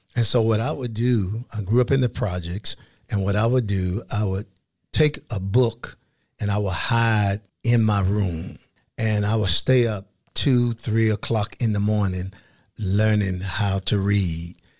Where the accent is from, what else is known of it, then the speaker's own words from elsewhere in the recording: Fort Pierce, Florida, United States; I grew up in a place called Fort Pierce, Florida, agriculture city on the east coast of Florida.